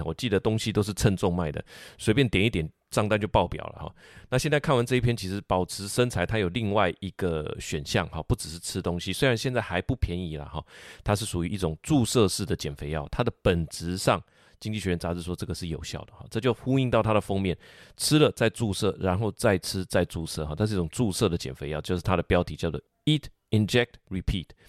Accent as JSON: {"language": "Chinese", "country": "Taiwan", "said": "我们台湾人"}